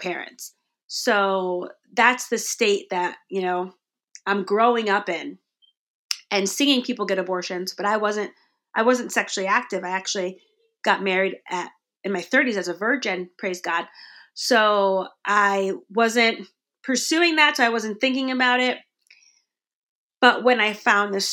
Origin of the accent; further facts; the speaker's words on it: Connecticut, United States; growing up in Connecticut